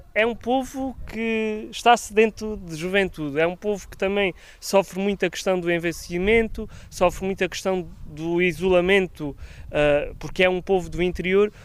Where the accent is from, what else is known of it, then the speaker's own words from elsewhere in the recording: Alentejo, Portugal; eu também sou do Alentejo